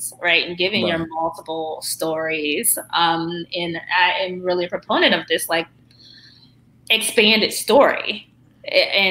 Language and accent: English; Baltimore, Maryland, United States; moved away as an adult; also born or lived in Stanford; I come from Baltimore beginnings, like the, you know, blue light neighborhoods